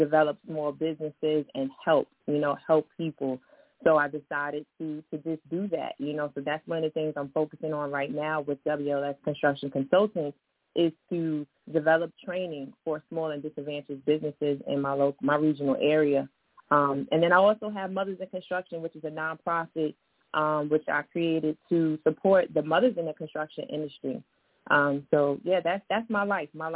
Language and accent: English; New York City, New York, United States; moved away as an adult; also born or lived in Washington, D.C.; I was born and raised in East New York, Brooklyn, so shout out to my Brooklyn family.